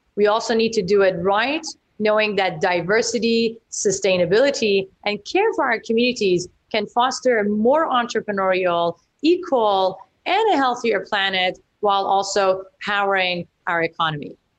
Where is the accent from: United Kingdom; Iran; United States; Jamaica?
Iran; now in Vancouver, Canada; I grew up in Iran during the revolution